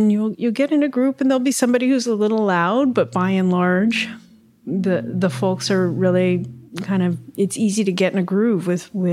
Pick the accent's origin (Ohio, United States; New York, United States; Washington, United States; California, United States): Ohio, United States; moved away; also born or lived in San Francisco Bay Area; growing up in Ohio